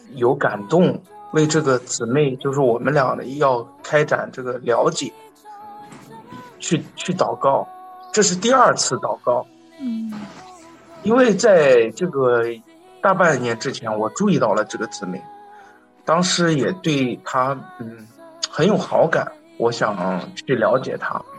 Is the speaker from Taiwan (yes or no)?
no; northern China, China; 我是，我是北方人，对粤语对我来说完全是，完全是另外一门语言